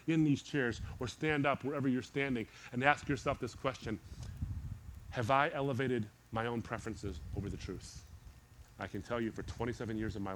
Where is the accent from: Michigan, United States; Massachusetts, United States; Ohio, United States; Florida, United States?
Michigan, United States; Detroit; born or raised there